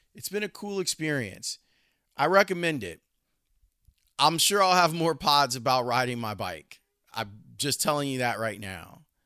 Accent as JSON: {"language": "English", "town": "Chicago", "region": "Illinois", "country": "United States", "tie": "born or raised there", "said": "growing up in Roseland and the places we would go on our bikes"}